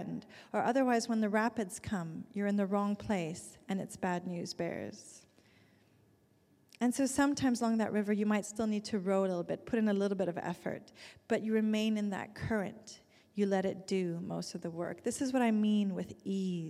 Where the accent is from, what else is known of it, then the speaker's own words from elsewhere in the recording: Zurich, Switzerland; moved away; my hometown in Zurich